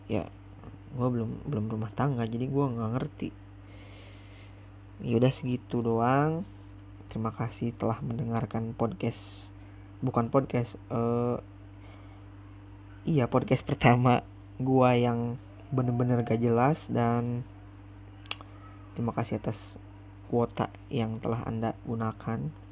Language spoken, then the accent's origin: Indonesian; West Java, Indonesia; accent: Sunda kasar; Indonesian is a second language; awal perkenalan gue juga masih kaku ngomong bahasa Indonesia soalnya gue juga orang Sunda kan Sundanya Sunda kasar lagi